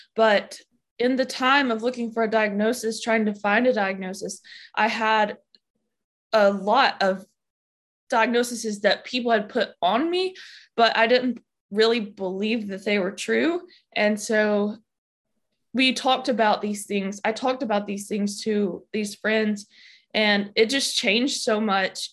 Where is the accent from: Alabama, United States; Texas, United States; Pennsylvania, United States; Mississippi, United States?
Alabama, United States; I grew up in Alabama and I still live in Alabama.